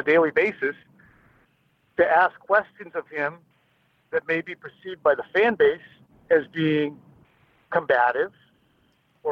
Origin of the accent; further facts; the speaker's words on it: Pembroke, Massachusetts, United States; growing up in Pembroke, being in this area my entire life